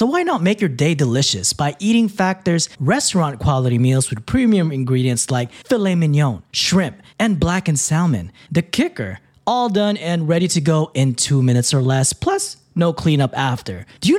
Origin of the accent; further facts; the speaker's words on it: Philippines; first language Tagalog; English is a second language; now in United States; I grew up Tagalog is my first language.